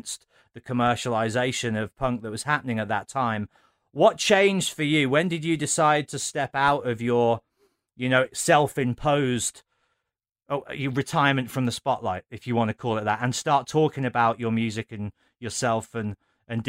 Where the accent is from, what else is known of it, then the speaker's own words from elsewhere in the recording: Birmingham, West Midlands, United Kingdom; I'm from Birmingham